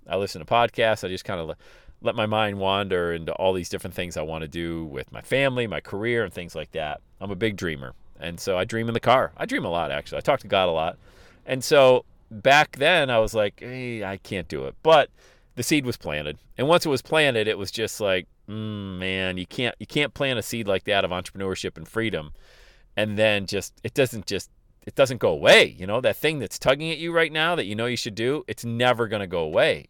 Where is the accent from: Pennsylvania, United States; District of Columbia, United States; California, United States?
Pennsylvania, United States; Bradford; now in Cincinnati, United States; my hometown in Bradford, Pennsylvania